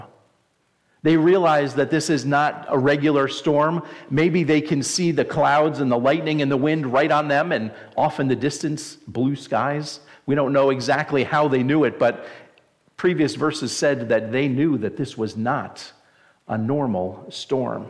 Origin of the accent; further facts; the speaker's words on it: New Jersey, United States; moved away; I'm originally from New Jersey, if you can't tell from my great accent